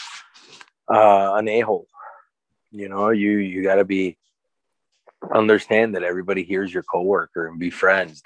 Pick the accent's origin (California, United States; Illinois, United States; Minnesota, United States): Illinois, United States; Chicago; growing up as a Latin kid in Chicago, first generation